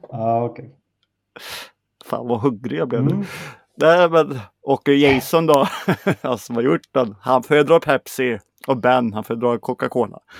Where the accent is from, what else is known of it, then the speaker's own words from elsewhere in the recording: Sweden; Men jag är en svensk psycho. Jag är ingen American psycho.